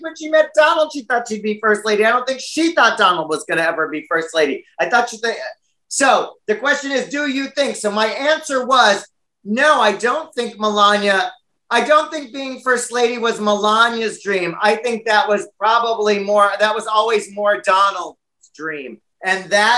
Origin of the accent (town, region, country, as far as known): United States